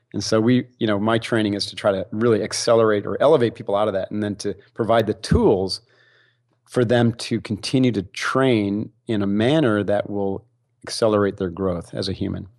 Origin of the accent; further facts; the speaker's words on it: Utica, New York, United States; moved away; I grew up back east in upstate New York